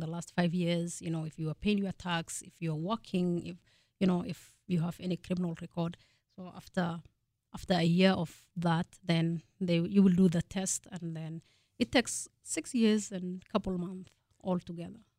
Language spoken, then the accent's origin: English; Kenya; moved away as an adult; also born or lived in Fargo, North Dakota; now in North Dakota, United States; I was born and raised in Kenya